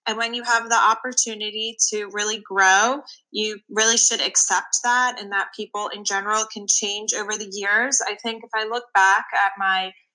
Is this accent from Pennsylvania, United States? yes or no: yes; Philadelphia, Pennsylvania, United States; accent: Philly; moved away; we're both from the Philadelphia area, but have moved away